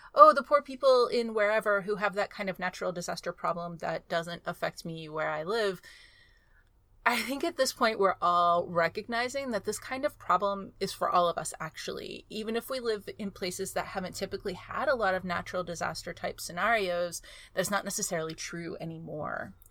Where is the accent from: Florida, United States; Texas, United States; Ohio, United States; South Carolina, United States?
Texas, United States; I grew up in Texas